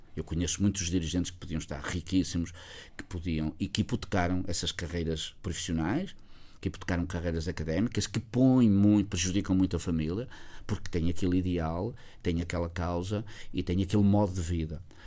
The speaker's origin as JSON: {"language": "Portuguese", "town": "Felgueiras", "region": "Norte", "country": "Portugal", "tie": "born or raised there", "said": "o verdadeiro pão de ló de margarida que é da minha terra"}